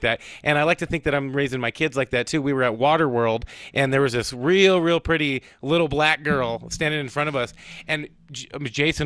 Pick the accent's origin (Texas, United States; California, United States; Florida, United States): California, United States; Southern; I grew up in Southern California as a mixed neighborhood